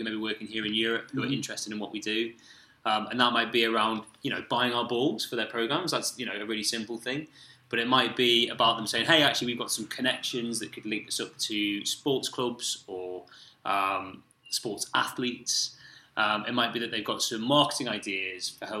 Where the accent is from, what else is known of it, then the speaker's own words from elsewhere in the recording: Newcastle upon Tyne, North East England, United Kingdom; I'm from Newcastle